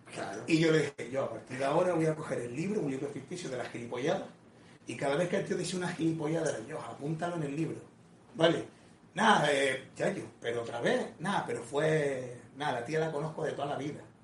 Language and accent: Spanish; Canary Islands, Spain; soy de Canarias